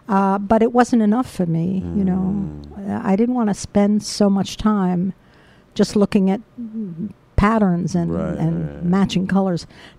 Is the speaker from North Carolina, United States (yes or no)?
no; New York City, New York, United States; also born or lived in Brooklyn, New York; I grew up in Washington Heights.